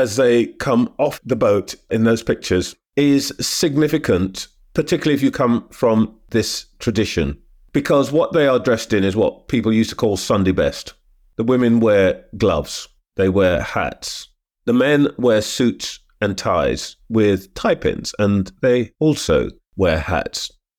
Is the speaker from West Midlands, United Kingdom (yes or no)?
no; London, United Kingdom; born there; also born or lived in British Guiana; I was born in London, but as a child, shuttled a bit back and forth.